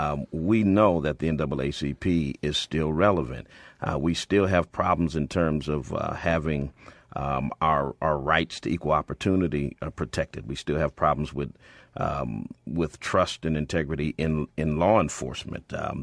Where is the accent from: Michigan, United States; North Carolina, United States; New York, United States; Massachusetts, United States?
Massachusetts, United States; Springfield; Well, I come from the hood myself. I'm born and raised in Springfield, Massachusetts, went to school at the University of Massachusetts and on to seminary from there.